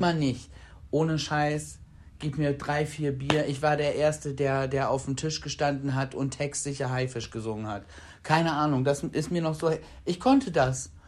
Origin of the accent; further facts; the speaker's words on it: Bremen, Germany; wir kommen aus Bremen